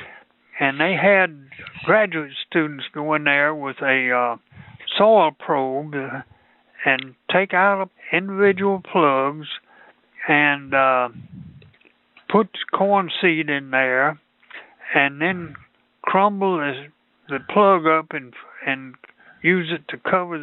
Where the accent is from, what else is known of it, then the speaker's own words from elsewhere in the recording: Mississippi, United States; moved away as an adult; also born or lived in Michigan / Ohio / Korea; I grew up in Mississippi, and I went to college at Mississippi State, which is in Starkville, which is where I live now